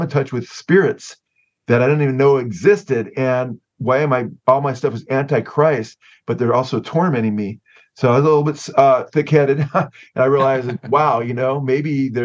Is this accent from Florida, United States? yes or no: no; Southern California, United States; I was born and raised here in Southern California